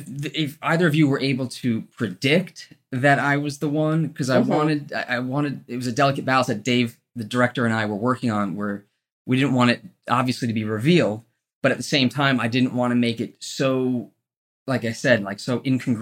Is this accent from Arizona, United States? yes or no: no; New Jersey, United States; accent: East Coast; New Jersey.